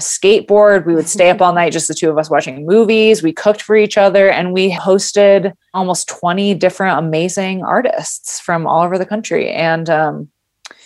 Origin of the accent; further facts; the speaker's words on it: Grand Rapids, Michigan, United States; also born or lived in California; I was born and raised in Grand Rapids